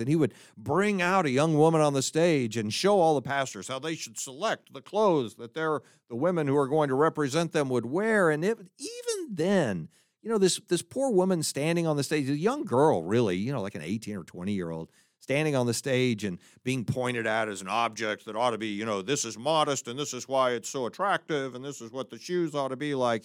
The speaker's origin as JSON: {"language": "English", "town": "Fort Worth", "region": "Texas", "country": "United States", "tie": "born or raised there", "said": "the public school environment when I was growing up in Texas"}